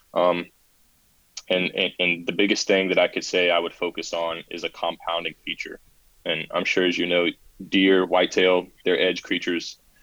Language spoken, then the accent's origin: English; South Carolina, United States; I've been born and raised in South Carolina, not necessarily the part that I live in now, um, but around the area.